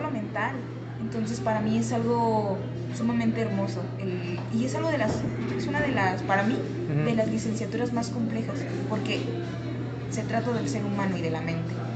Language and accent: Spanish; San Luis Potosí, Mexico; soy originaria de, San Luis Potosí. Eh, toda mi vida he radicado aquí.